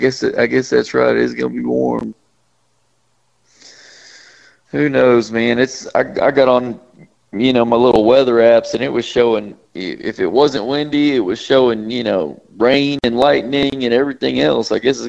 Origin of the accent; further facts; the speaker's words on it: Chihuahua, Mexico; first language Spanish; English is a second language; also born or lived in Mexico City; now in United States; Yep, I was born in Mexico City, Mexico, and then we lived in Chihuahua for several years, and finally came back to the States. But my first words were in Spanish.